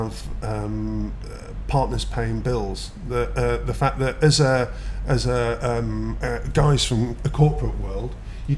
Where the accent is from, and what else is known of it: United Kingdom; born or raised there; now in Dubai, United Arab Emirates